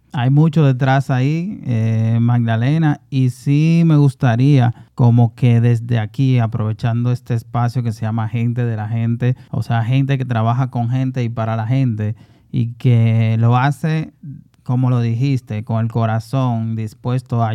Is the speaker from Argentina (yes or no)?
no; Santo Domingo Oeste, Distrito Nacional, Dominican Republic; yo tengo ya como siete años colaborando directamente con, con, el Carnaval de Herrera, que también es mi comunidad